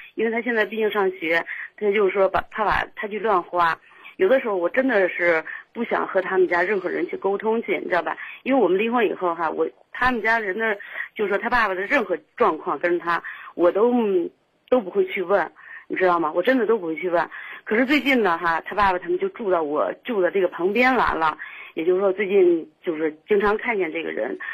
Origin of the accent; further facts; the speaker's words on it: Shijiazhuang, Hebei, China; 我是石家庄的